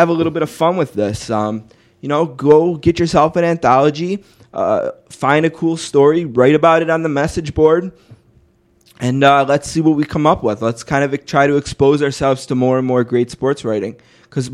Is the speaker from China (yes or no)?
no; Buffalo, New York, United States; as we are from Buffalo